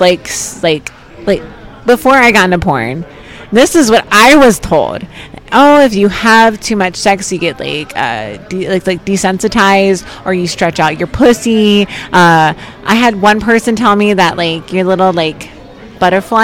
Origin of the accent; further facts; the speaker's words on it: New Jersey, United States; I'm from South Jersey